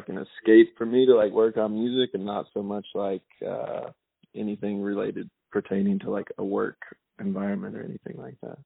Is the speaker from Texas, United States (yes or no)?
no; Kentucky, United States; moved away as an adult; now in Los Angeles, United States; my hometown is very small